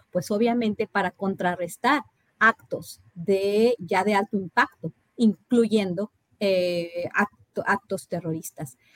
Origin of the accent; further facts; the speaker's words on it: Mexico; moved away as an adult; also born or lived in Rio Grande Valley, Texas; nosotros como mexicanos